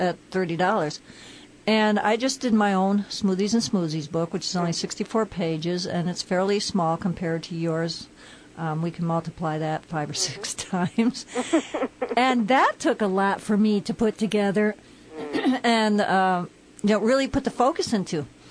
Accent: Connecticut, United States; moved away; I'm from Connecticut

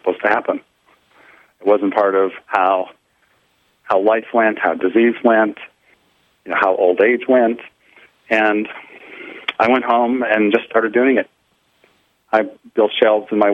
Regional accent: United States; also born or lived in New Hampshire; growing up in America

